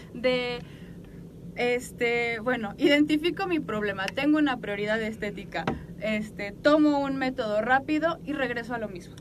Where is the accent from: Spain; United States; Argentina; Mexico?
Mexico; como mexicanos nuestra cultura todavía más